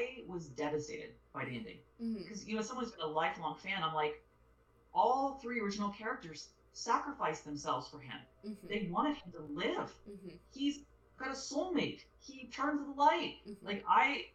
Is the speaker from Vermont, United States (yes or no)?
no; Utah, United States; from Utah